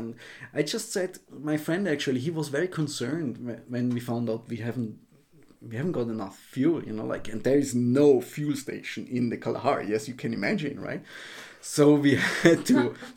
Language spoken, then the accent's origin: English; Austria; moved away as an adult; I'm from Austria